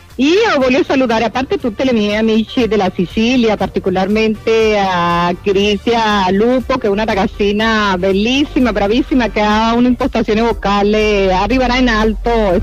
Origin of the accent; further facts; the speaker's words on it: Venezuela; Italian is a second language; now in Italy; il tempo che io ho vissuto lì in Venezuela